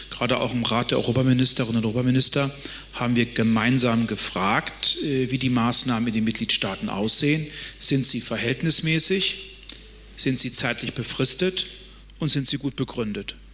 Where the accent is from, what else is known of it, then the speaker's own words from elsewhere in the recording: Hesse, Germany; Ich komme aus einem föderalen Land. Mein Heimatland Hessen wendet andere Regeln an als mein Nachbarland Thüringen.